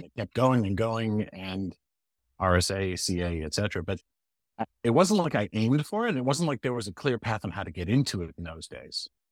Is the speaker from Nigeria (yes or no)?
no; Montreal, Quebec, Canada; now in Boston, United States; I was born in Montreal